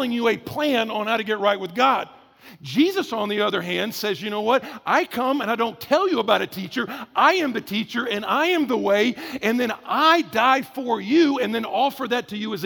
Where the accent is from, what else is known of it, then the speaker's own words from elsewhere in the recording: the South, United States; I'm from the South